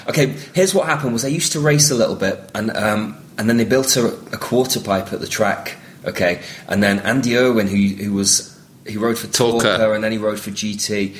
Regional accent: Southport, North West England, United Kingdom; also born or lived in Liverpool; Now, this is in Southport in Lancashire, in the northwest of England, where I grew up. I was born in Liverpool, but grew up just to the north in Lancashire, which is where my dad was from.

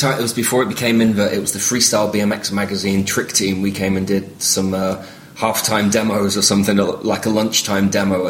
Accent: Southport, North West England, United Kingdom; also born or lived in Liverpool; Now, this is in Southport in Lancashire, in the northwest of England, where I grew up. I was born in Liverpool, but grew up just to the north in Lancashire, which is where my dad was from.

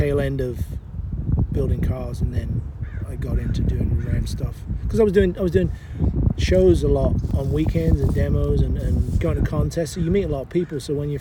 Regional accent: England, United Kingdom; also born or lived in London; now in United States; growing up in England, we built our own shit.

